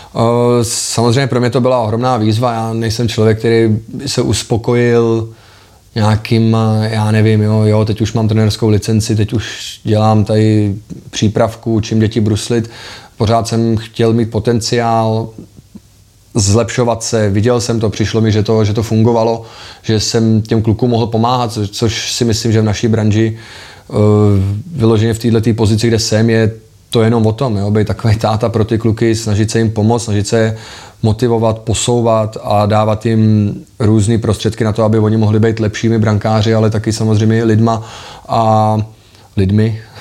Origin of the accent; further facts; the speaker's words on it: Liberec, Liberec Region, Czechia; also born or lived in Prague / Pardubice; já jsem liberecký odchovanec, v Liberci jsem vyrůstal, pořád tam žiju